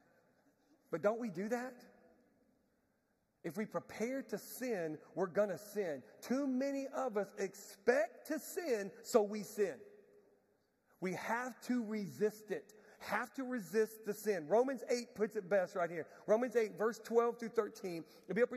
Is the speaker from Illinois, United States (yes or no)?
no; Galveston, Texas, United States; I'm from Galveston, Texas. Grew up in Galveston.